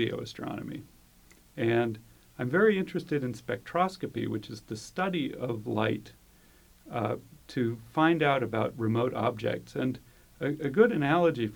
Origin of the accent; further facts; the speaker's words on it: just north of San Francisco, California, United States; I grew up just north of San Francisco